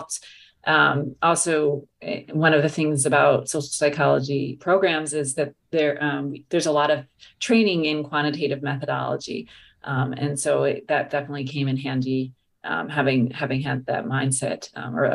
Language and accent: English; Toledo, Ohio, United States; moved away as an adult; also born or lived in Arizona / San Francisco, California; I'm from Ohio, actually, Northwest Ohio, Toledo, Ohio